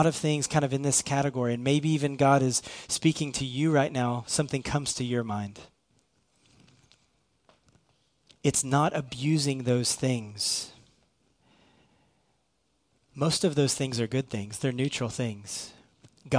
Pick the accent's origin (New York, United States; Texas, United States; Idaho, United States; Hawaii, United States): Texas, United States; Irving; I'm from Irving.